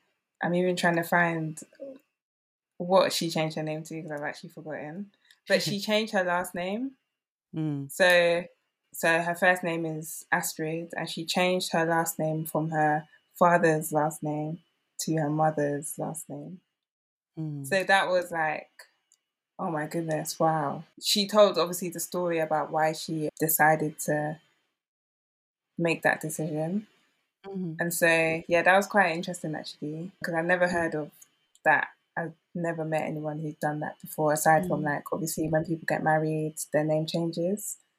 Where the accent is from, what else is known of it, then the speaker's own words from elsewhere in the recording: Nigeria; I mean, especially being Nigerian, I assumed that I knew all there was to know about what it means to be Nigerian.